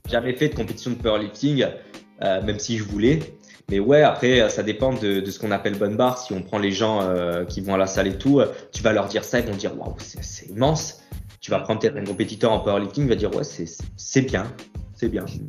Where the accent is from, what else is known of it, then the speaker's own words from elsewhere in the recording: Ajaccio, Corsica, France; je suis né à Ajaccio et j'ai grandi en Corse. Euh, voilà, j'ai toujours vécu en Corse sur Ajaccio.